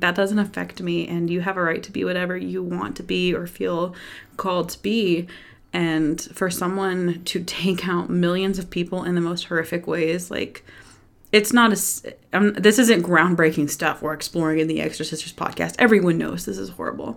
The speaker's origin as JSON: {"language": "English", "region": "Texas", "country": "United States", "said": "I'm from Texas"}